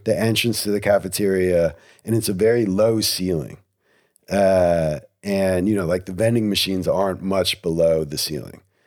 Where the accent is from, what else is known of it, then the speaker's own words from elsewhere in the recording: Cranbury, New Jersey, United States; I'm from Cranberry. We go to Princeton High School.